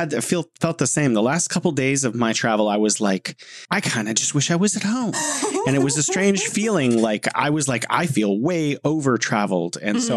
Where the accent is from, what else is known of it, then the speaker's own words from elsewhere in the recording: California, United States; now in Beijing, China; I'm from California, and I'm living in beautiful Beijing.